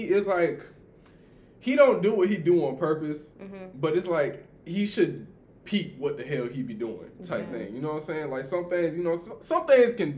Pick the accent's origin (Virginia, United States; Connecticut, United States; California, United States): Virginia, United States; now in Georgia, United States; So me and her kind of, like, grew up together while I was in Virginia.